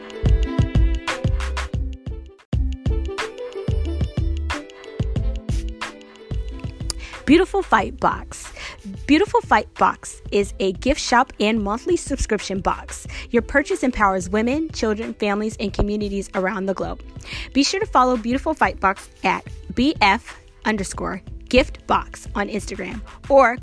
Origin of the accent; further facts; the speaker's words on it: Seattle, Washington, United States; my hometown, Seattle, Washington